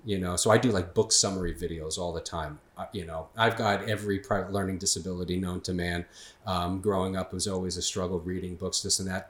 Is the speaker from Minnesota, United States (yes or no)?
no; Long Island, New York, United States; born and raised on Long Island